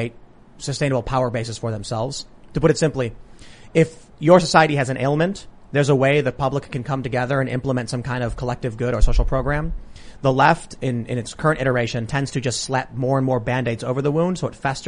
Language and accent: English; Chicago, Illinois, United States; I grew up in Chicago, Democrat stronghold.